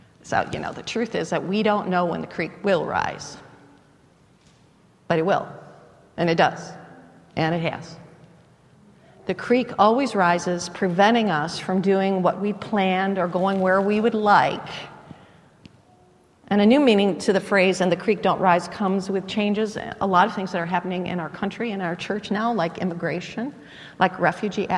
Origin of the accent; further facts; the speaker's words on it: United States; I was born in the United States rather than some other part of the world